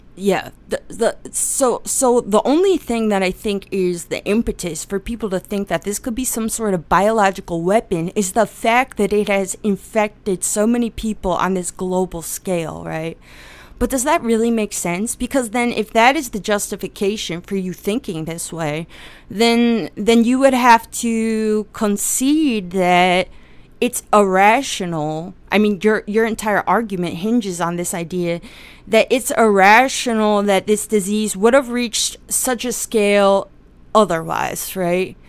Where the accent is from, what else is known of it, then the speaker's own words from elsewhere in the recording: Pennsylvania, United States; I was born in Pennsylvania